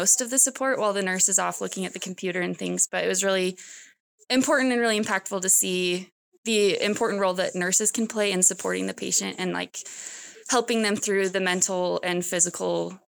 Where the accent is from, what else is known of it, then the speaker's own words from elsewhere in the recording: Bountiful, Utah, United States; I'm from Bountiful, Utah.